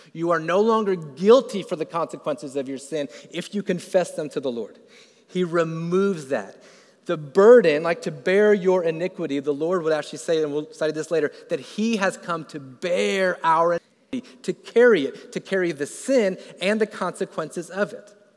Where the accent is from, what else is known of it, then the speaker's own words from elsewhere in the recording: Florida, United States; I grew up in Florida